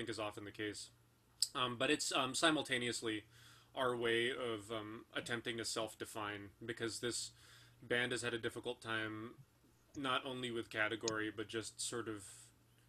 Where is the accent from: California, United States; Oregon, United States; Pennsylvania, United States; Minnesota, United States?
California, United States; I'm a dual citizen. I was born in California.